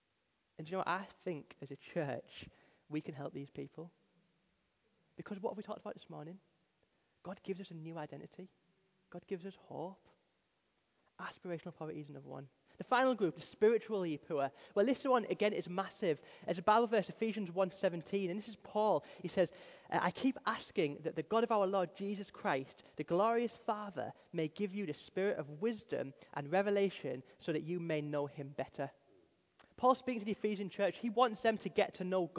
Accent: Darlington, North East England, United Kingdom; moved away as an adult; now in Stockton-on-Tees, United Kingdom; I'm from Darlington, which is a little bit posher than Teesside

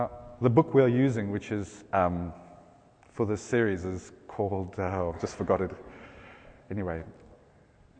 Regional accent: South Africa; accent: South African; now in England; my accent's South African

